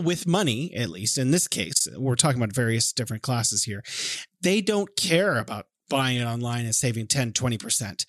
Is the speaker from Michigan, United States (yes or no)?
no; California, United States; moved away; I'm from California